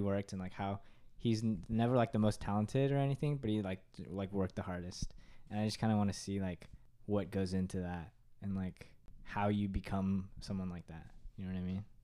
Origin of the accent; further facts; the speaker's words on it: Katy, Texas, United States; I'm from Katy, Texas